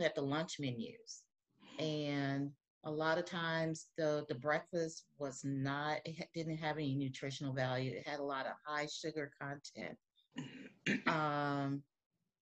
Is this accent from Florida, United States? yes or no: no; Texas, United States; moved away as an adult; now in Ferguson, United States; I've been a resident of Ferguson for over 20 years. I'm originally from Texas. I moved here because my husband lives here.